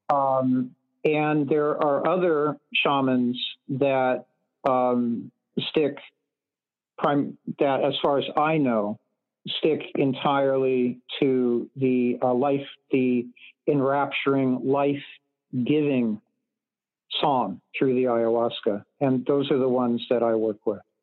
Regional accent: California, United States; I was growing up in Reagan era California

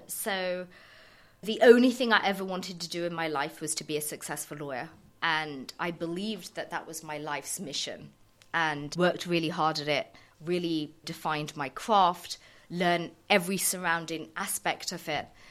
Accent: Surrey, South East England, United Kingdom; I was kind of born and raised in Surrey

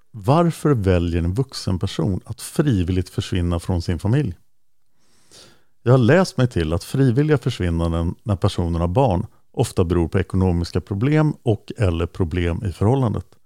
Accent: Delhi, New York, United States; also born or lived in Manhattan; Jo, det är nämligen så att jag är född år 83 i Manhattan i New York till en svensk mamma och en jamaikansk pappa. När jag var 3-4 år gammal så flyttade vi till Upstate New York och till just Delhi

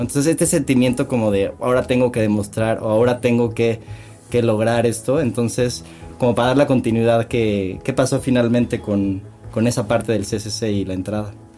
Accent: Cuernavaca, Morelos, Mexico; los tres crecimos juntos en Cuernavaca

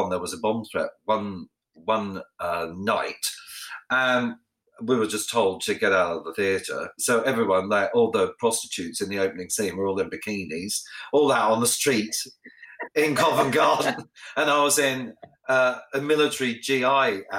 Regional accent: Australia; obviously the first one is about my life growing up in Australia, and a lot of people don't know I'm Australian because I have, you know, I speak beautifully like the Queen

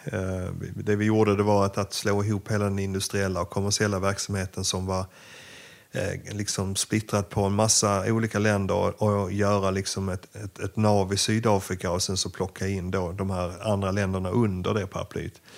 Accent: Eslöv, Skåne, Sweden; moved away as an adult; also born or lived in Ukraine; egentligen är det Eslöv

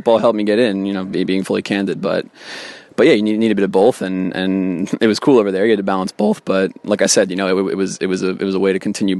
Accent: Switzerland; I grew up in Switzerland, and my parents are American

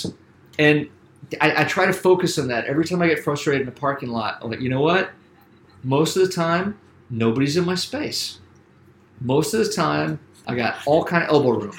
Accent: Columbia, South Carolina, United States; moved away as an adult; also born or lived in Boston; I'm from Columbia, South Carolina.

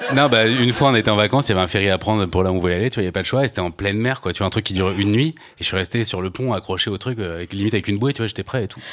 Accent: Normandy, France; moi j'ai grandi donc en Normandie dans les années 80

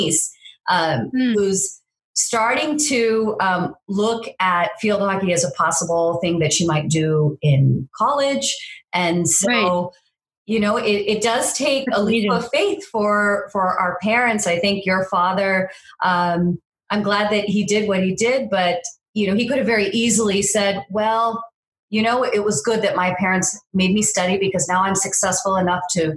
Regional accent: California, United States; I grew up out in California

